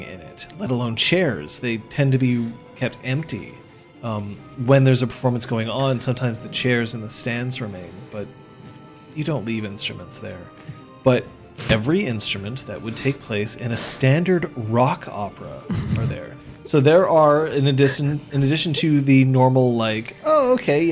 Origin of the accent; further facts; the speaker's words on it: Canada; I'm Canadian